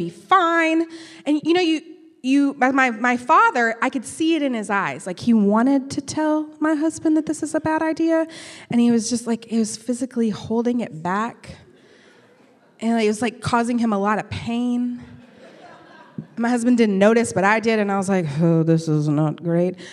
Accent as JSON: {"language": "English", "town": "Canyon", "region": "Texas", "country": "United States", "moved": "yes", "lives_now": "Birmingham, United States", "said": "Canyon, Texas, which is where I'm from"}